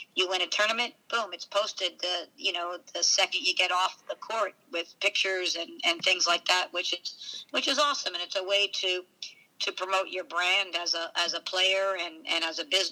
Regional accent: Providence, Rhode Island, United States; I'm from Providence, Rhode Island.

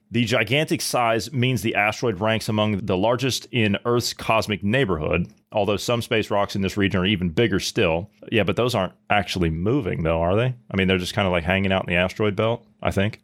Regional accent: Ohio, United States; moved away; I come from Ohio

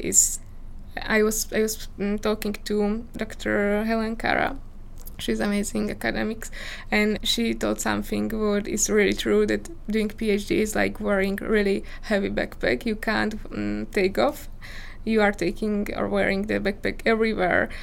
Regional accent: Slovakia; English is a second language; moved away as an adult; also born or lived in Czech Republic; I was born in Slovakia and I grew up in Slovakia

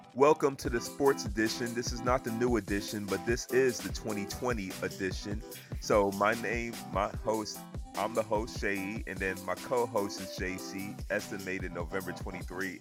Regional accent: the South, United States; I grew up in the South

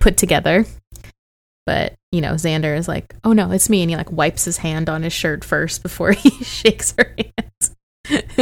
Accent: St. Louis, Missouri, United States; moved away; I'm from Saint Louis

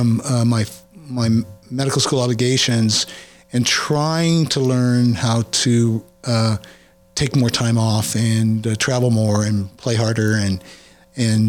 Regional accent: Kansas City, Missouri, United States; moved away; also born or lived in Springfield, Missouri / Hawaii; My parents moved to Kansas City when I was maybe 4 or 5. Oldest of 3 kids. I grew up in South in the, Kansas City in the suburbs.

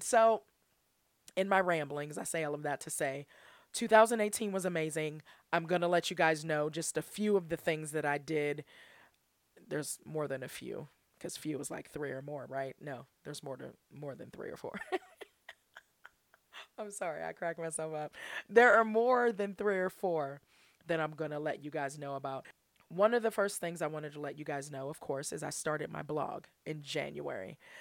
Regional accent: Pittsburgh, Pennsylvania, United States; I'm from Pittsburgh.

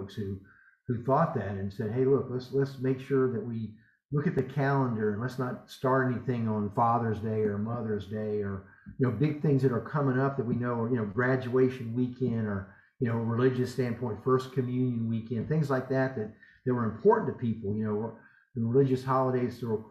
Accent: Southern United States, United States; accent: Southern American English; I'm an American. The Europeans feel like I don't even speak English. They feel like I spoke broken Southern American English

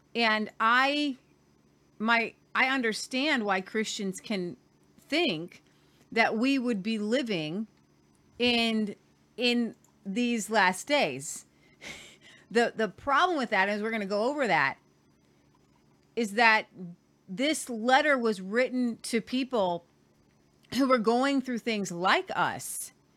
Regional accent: Ohio, United States; moved away as an adult; now in Oklahoma, United States; I'm from Ohio

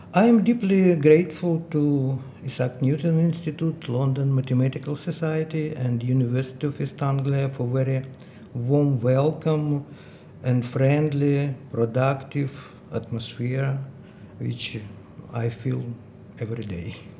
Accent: Dnipro, Dnipropetrovsk Oblast, Ukraine; English is a second language; moved away as an adult; I was in my hometown, Dnipro, eastern central part of Ukraine.

